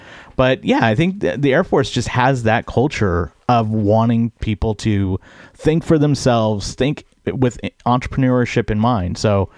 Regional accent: Bay Area, California, United States; moved away as an adult; So I grew up in the Bay Area, one of the most diverse areas in the country.

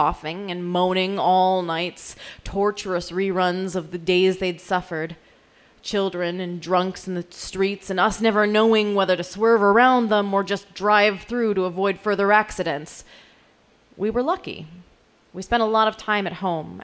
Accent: South Dakota, United States; I grew up in South Dakota

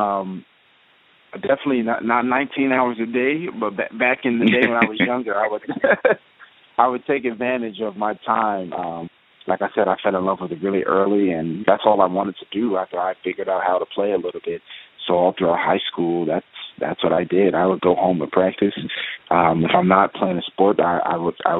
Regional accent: United States; growing up on the South Side, my mother, she exposed me to, you know, soul music

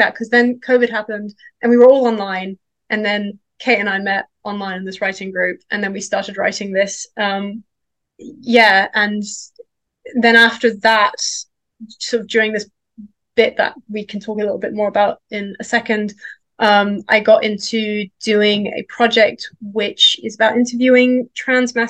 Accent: Denmark; moved away; also born or lived in London; I grew up in Denmark

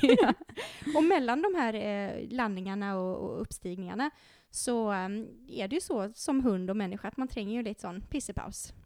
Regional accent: Sweden; moved away as an adult; also born or lived in Norway; jag är ju svensk. Och eh, jag har ju jobbat i Norge i många år

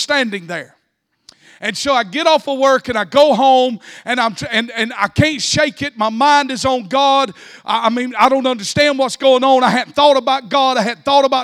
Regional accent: South Georgia, United States; I grew up in South Georgia.

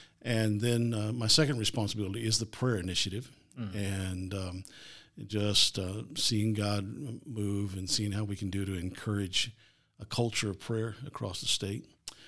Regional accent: Brookville, Ohio, United States; Well, I grew up here in Ohio. Grew up in the Dayton area, a little town called Brookville, and pastored for 22 years.

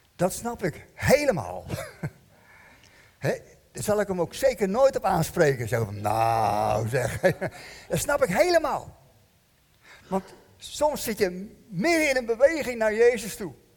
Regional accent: Netherlands; We zijn Hollanders

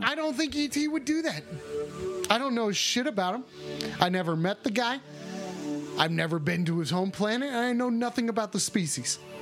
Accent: United States; I'm an American.

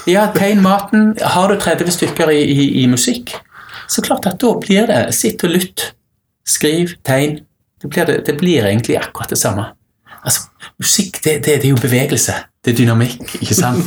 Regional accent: Stavanger, Rogaland, Norway; når jeg vokste opp i Stavanger

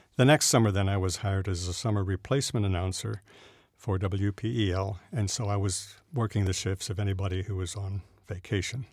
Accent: New Jersey, United States; I grew up in South Jersey

